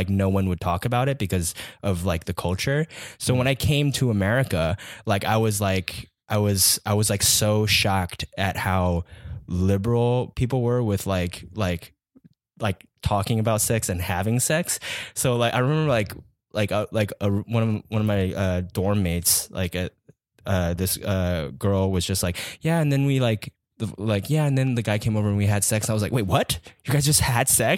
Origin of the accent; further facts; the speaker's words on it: Taiwan; moved away as an adult; also born or lived in Atlanta, Georgia, United States; now in California, United States; moved to Taiwan when I was like 9, and then was there until I was 19, and then came to California for college.